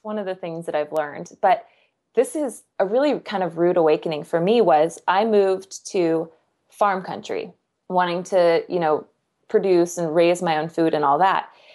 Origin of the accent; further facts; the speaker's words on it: Kansas, United States; I'm from Kansas.